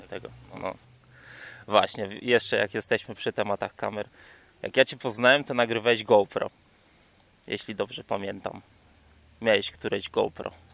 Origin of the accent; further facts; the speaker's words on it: Toruń, Kuyavian-Pomeranian Voivodeship, Poland; u nas w Toruniu